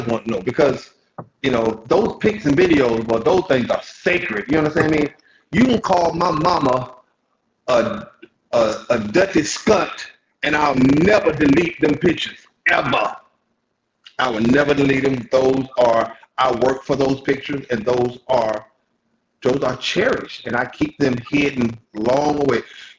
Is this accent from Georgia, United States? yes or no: yes; Columbus, Georgia, United States; born there; I was born in Columbus.